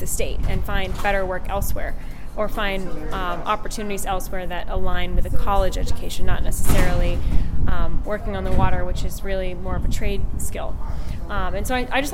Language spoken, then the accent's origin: English; Tenants Harbor, Maine, United States; I grew up in Tennant's Harbor, Maine.